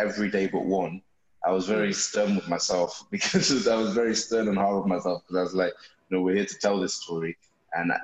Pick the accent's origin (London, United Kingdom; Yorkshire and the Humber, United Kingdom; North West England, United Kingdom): North West England, United Kingdom; Bolton; born or raised there